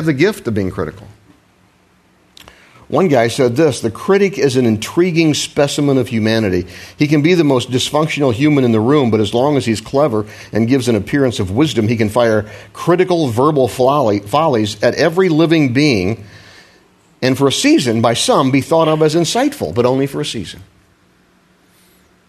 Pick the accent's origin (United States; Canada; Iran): United States; Midwest; moved away; I was raised in the Midwest, where we have a special way of pronouncing things